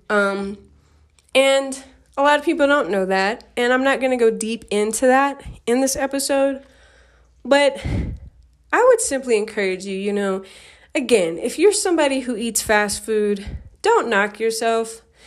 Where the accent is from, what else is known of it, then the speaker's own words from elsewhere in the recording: Denver, Colorado, United States; I grew up in Denver, Colorado